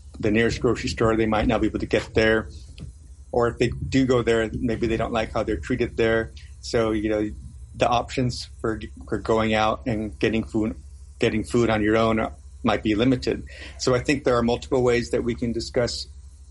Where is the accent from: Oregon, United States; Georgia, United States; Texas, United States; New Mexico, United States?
New Mexico, United States; Ohkay Owingeh; now in Washington, D.C., United States; Originally, I'm from New Mexico. I'm a Pueblo person. I grew up at Okehuinde, which is in northern New Mexico